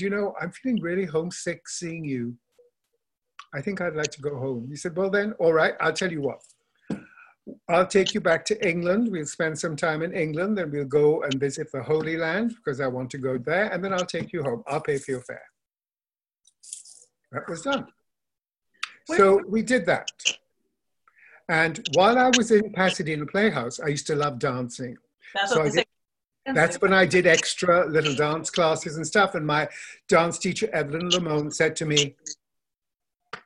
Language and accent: English; Kolkata, West Bengal, India; moved away as an adult; also born or lived in Darjeeling, India / Bangalore, India / Missouri, United States; I grew up in India, Calcutta